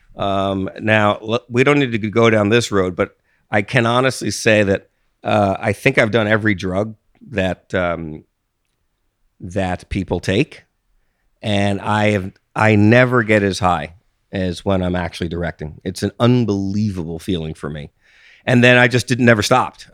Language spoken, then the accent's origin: English; East Coast, United States; moved away as an adult; also born or lived in Austin, Texas; I grew up on the East Coast